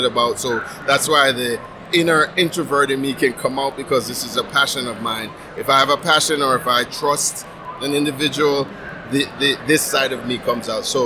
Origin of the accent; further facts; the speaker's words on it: Jamaica; moved away; I'm originally from Jamaica